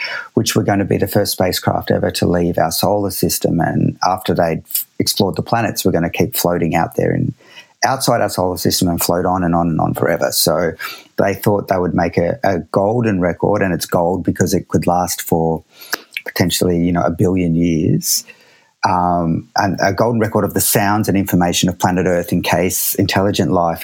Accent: Australia; I'm Australian

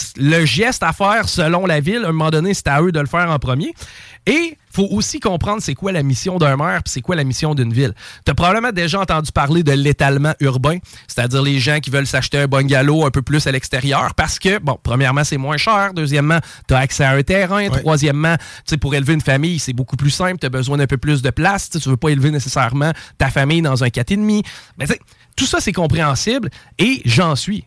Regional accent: Quebec, Canada; en tant que Québécois

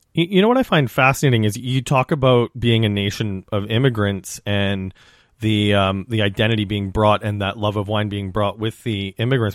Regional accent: Saskatchewan, Canada; I come from Saskatchewan, which is a region well known for grain, but also for its beef production.

